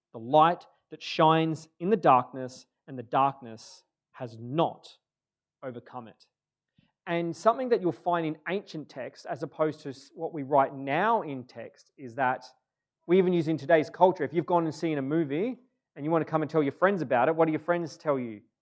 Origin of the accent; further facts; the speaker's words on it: Moe, Victoria, Australia; also born or lived in Churchill; I was born in the Gippsland in a town called Maui